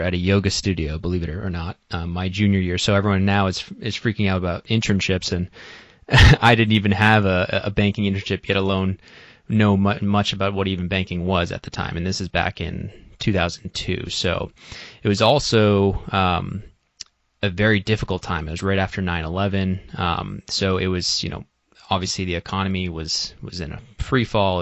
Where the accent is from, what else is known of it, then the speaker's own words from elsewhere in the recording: Boston, Massachusetts, United States; I'm originally from the Boston area. I grew up in Massachusetts my whole life